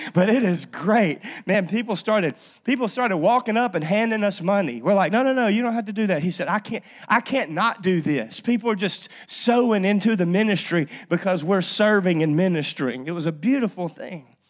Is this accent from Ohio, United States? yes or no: no; North Louisiana, United States; I grew up in North Louisiana